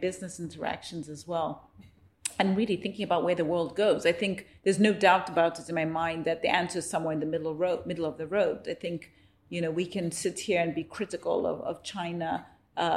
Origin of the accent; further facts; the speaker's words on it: Zambia; moved away; I was born in Zambia post-colonial period.